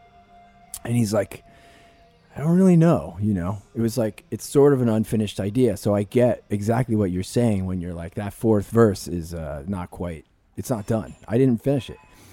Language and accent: English; New Jersey, United States; I'm a dude from Jersey